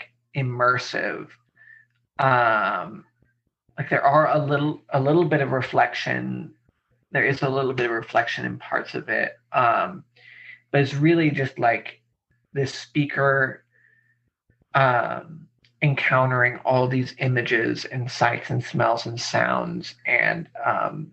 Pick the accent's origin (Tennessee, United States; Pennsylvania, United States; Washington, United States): Washington, United States; Spokane; I grew up outside of Spokane in the Freeman School